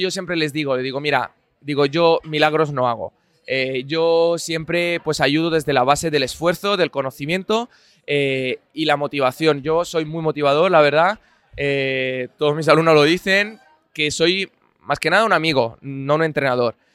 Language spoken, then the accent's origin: Spanish; Italy; now in Madrid, Spain; yo soy un filólogo italiano